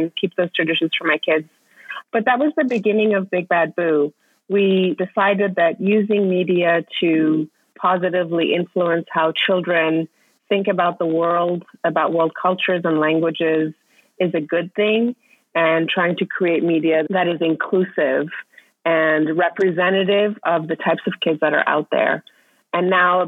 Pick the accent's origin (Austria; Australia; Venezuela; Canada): Austria; Vienna; moved away as an adult; also born or lived in Iran; now in New York City, United States; I was born in Iran. I grew up in Austria and then came to the States for college.